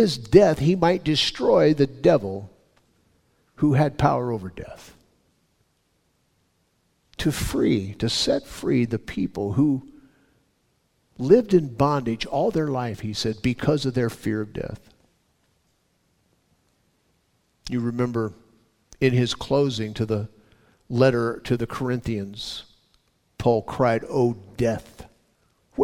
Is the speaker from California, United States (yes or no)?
yes; California, United States; I was born and raised in California